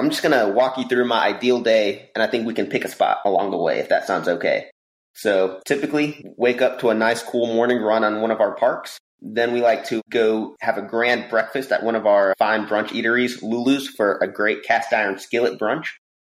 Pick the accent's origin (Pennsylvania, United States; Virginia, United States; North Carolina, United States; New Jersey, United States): North Carolina, United States; moved away as an adult; also born or lived in Cincinnati, Ohio; now in Richmond, United States; I am from North Carolina.